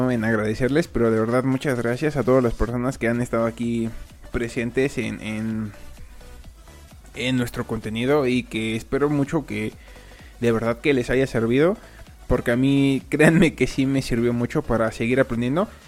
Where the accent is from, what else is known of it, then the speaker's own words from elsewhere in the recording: Mexico; la mayoría de, del, público es de España y yo soy de México